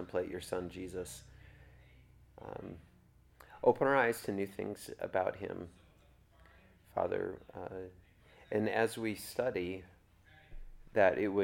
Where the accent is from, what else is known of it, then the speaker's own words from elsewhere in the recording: Kentucky, United States; I'm just from Kentucky.